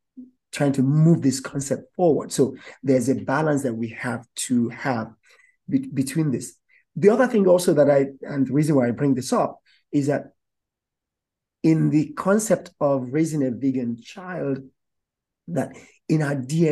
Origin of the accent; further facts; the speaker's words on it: Nigeria; As a Nigerian myself